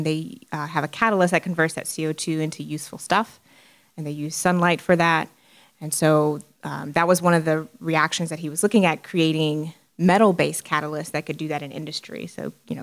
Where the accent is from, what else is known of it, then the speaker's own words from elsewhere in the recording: Houston, Texas, United States; growing up in Houston